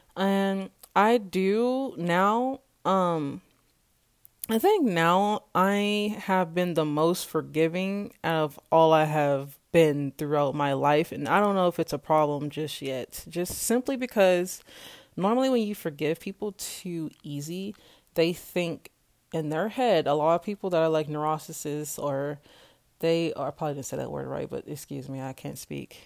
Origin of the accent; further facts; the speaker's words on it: Kansas, United States; I am from Kansas and I am twenty-four years old